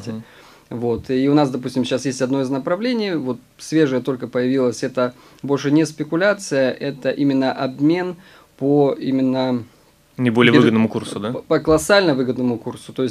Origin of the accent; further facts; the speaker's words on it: Omsk, Omsk Oblast, Russia; я из Омска